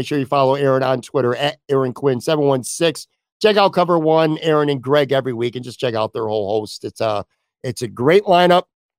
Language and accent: English; Buffalo, New York, United States; So I grew up on the West Side on a street called Abbotsford, and we used to call it Abbotsford Stadium.